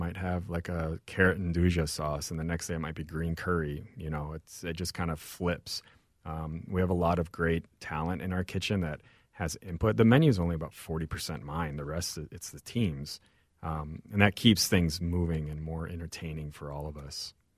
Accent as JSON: {"language": "English", "town": "St. Louis", "region": "Missouri", "country": "United States", "tie": "born or raised there", "also_born_or_lived": "Mexico City, Mexico / Mérida, Yucatán, Mexico", "lives_now": "Minneapolis, United States", "said": "So I grew up in Saint Louis."}